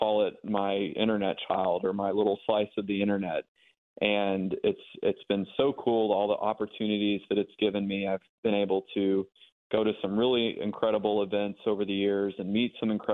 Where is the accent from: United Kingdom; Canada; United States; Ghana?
United States; Memphis, Tennessee; now in Nashville, United States; I'm originally born and raised in Memphis, Tennessee